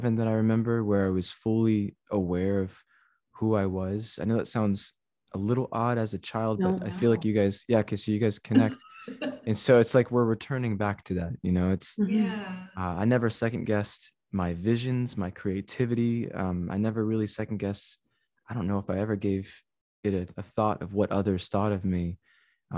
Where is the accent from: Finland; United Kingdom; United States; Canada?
United States; San Antonio, Texas; San Antonio, Texas is my hometown